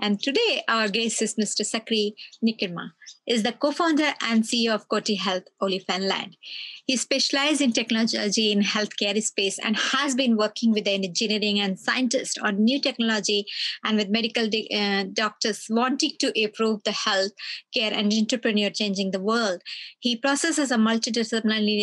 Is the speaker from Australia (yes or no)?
yes; Australia; as an Australian